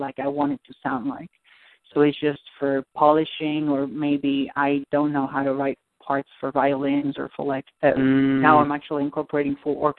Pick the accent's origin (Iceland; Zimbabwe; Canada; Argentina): Argentina; moved away; I'm from Argentina.